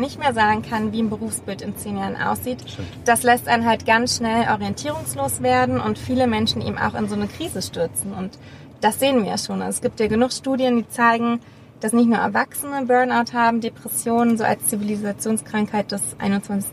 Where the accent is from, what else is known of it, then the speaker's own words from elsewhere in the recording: Berlin, Germany; als Berliner